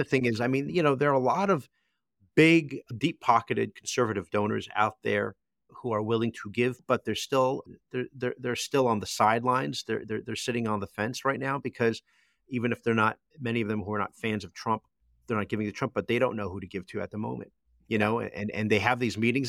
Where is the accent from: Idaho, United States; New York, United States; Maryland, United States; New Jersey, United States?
New Jersey, United States; Toms River; my hometown